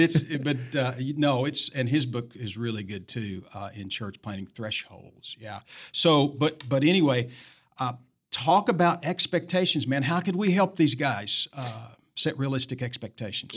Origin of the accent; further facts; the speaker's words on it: Tennessee, United States; moved away; Tennessee, my home state